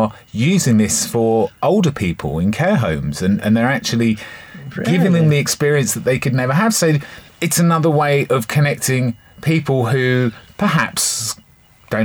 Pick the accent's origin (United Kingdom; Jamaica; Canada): United Kingdom; Bournemouth, South West England; growing up in Bournemouth